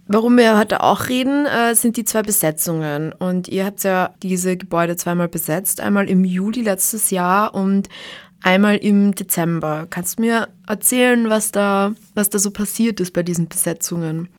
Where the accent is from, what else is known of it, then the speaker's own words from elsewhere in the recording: Graz, Styria, Austria; bei uns in Graz